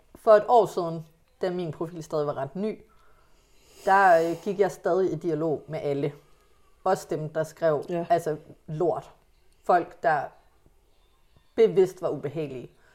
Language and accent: Danish; Hillerød, Capital Region of Denmark, Denmark; jeg er vokset op tæt på København